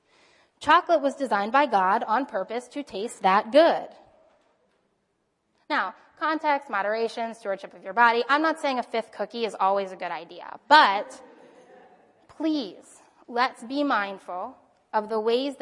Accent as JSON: {"language": "English", "country": "United States", "tie": "born or raised there", "said": "I grew up as an American with American advertising"}